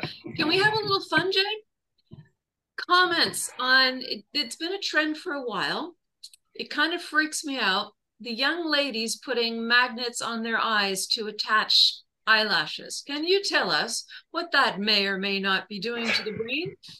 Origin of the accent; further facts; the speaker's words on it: Canada; as a Canadian